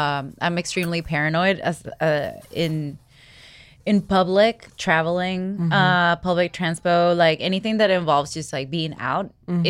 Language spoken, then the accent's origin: English; Venezuela; moved away; I grew up in Venezuela, where in the fifth grade my mom was drawing like just like Jesus fish in my feed to protect me because they were kidnapping children at the time.